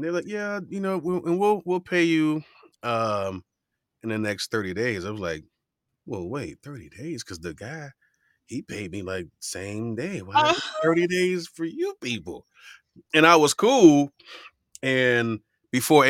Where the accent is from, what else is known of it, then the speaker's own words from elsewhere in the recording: Miami, Florida, United States; Growing up in Miami, you hear all type of dialects and accents